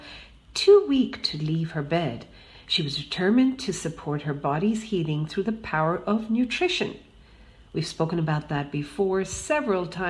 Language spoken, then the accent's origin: English; India; being an Indian